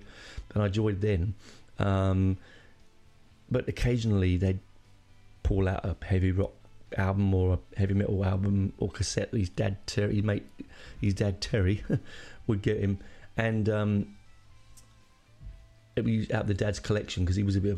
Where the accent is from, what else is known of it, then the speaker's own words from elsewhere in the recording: London, United Kingdom; I'm 11. Oh, no, and I'm from London.